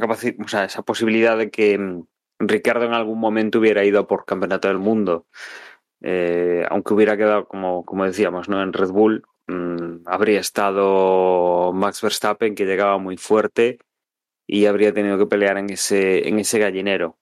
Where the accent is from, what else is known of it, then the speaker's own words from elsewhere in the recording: Spain; soy español